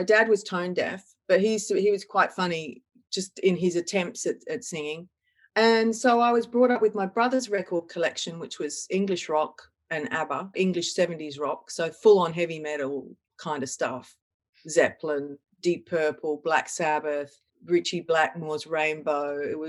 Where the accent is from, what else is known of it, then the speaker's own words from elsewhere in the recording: Perth, Western Australia, Australia; My hometown is Perth in WA, and I grew up in a new suburb. It was a new, you know, back in the 60s, it was one of those suburbs that was close to the beach but pushing north of the northern sort of beach area in Perth